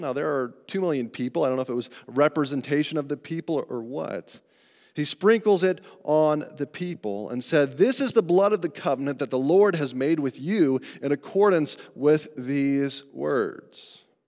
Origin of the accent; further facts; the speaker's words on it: Colorado, United States; growing up in Colorado